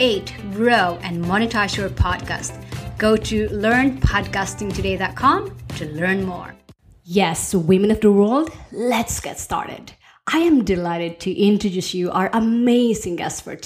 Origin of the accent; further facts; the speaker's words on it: Philippines; moved away; also born or lived in United States / Norway; I grew up in the Philippines and then moved to the US, and then I married a Norwegian. And so we've been living both in Norway and the US